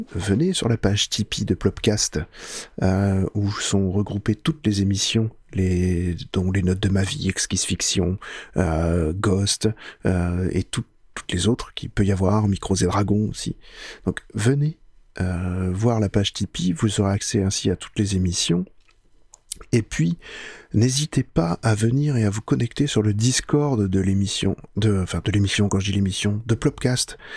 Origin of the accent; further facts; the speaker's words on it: France; chez nous en France